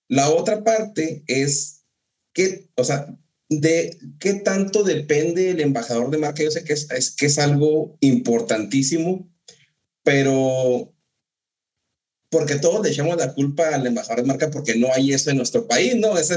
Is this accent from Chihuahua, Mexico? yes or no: yes; Ciudad Juárez, Chihuahua, Mexico; yo soy de Juárez y Edgar también, eh, y dicen, yo, yo vivía en Juárez